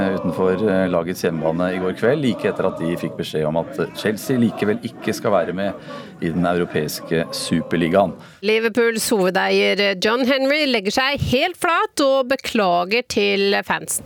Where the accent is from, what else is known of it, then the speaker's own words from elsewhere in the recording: Burfjord, Troms og Finnmark, Norway; 13 år gammel i Burfjord, en lite eh, bygdesamfunn helt nord der jeg vokste opp